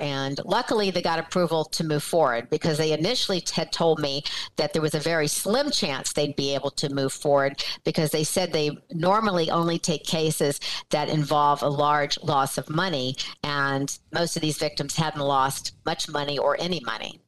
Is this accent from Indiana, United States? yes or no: no; Atlanta, Georgia, United States; now in Los Angeles, United States; I'm from Atlanta. I was yeah. raised in Atlanta